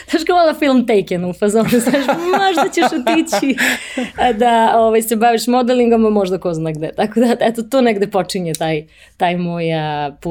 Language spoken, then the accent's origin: Croatian; Pančevo, Vojvodina, Serbia; moved away as an adult; also born or lived in Belgrade / Paris; jednog malog grada gde sam odrasla, odrasla sam u Pančevu